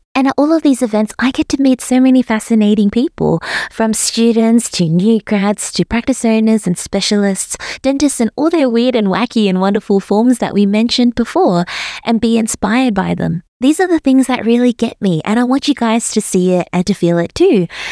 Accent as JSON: {"language": "English", "town": "Melbourne", "region": "Victoria", "country": "Australia", "tie": "born or raised there", "also_born_or_lived": "Sydney", "moved": "as an adult", "lives_now": "Brisbane, Australia", "said": "I was born and raised in Melbourne"}